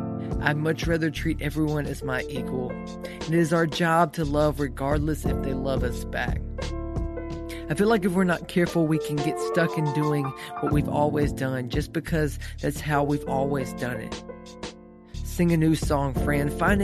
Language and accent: English; East Texas, United States; I grew up in East Texas